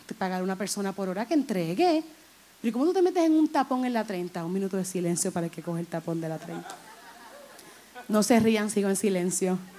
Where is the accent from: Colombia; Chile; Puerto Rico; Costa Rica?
Puerto Rico; Humacao; Si yo vivo ahí, yo nací ahí